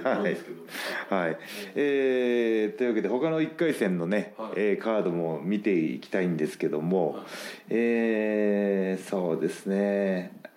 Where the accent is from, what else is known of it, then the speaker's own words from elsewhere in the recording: Gifu, Japan; moved away; 岐阜県のね同じ同じ中学校の